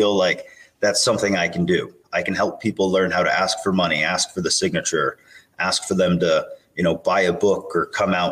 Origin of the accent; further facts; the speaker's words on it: Maine, United States; I'm from Maine. I'm vice chair for Maine.